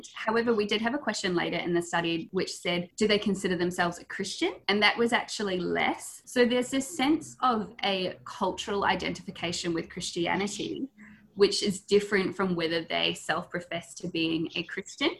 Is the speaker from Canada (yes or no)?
no; New Zealand; now in Australia; I'm a Kiwi girl originally, and I moved over here